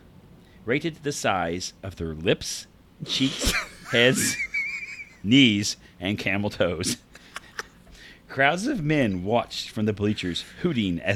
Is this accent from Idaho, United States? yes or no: no; Vincennes, Indiana, United States; I am from Vincennes